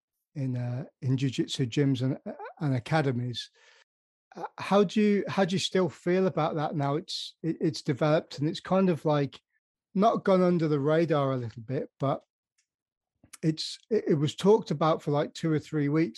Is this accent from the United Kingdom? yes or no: yes; Birmingham, West Midlands, United Kingdom; accent: Birmingham mixed with Devon; also born or lived in Devon; Birmingham accent still mixed with Devon. So it's half farmer, half Midlander